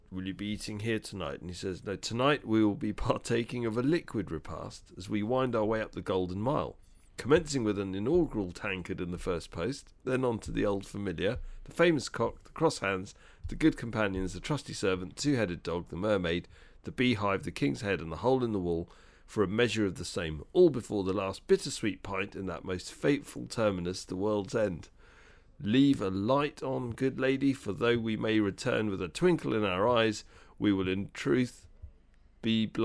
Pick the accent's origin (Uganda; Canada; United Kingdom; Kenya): United Kingdom; England; We as a Brit- uh, as British, uh, you know, uh, as people who are British